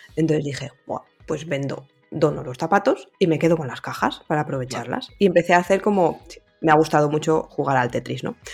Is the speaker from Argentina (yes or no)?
no; Valladolid, Castile and León, Spain; yo soy pucelana de corazón y nacimiento